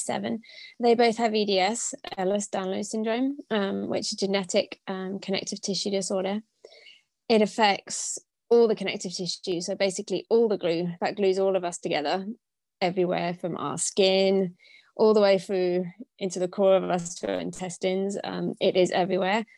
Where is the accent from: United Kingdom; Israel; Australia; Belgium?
United Kingdom; moved away as an adult; I'm originally from Britain, um, but I haven't actually lived in the UK for the last 15 years